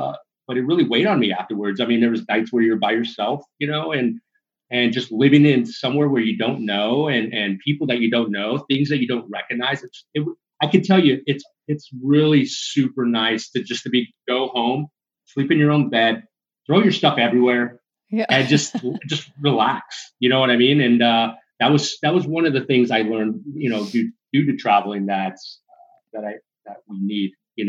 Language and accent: English; California, United States; So I was born and raised in Southern California. I moved a lot, Barb.